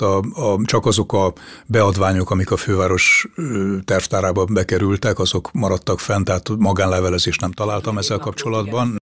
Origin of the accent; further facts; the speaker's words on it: Budapest, Hungary; a déli pályadvar közelében a budai oldalon nőttem föl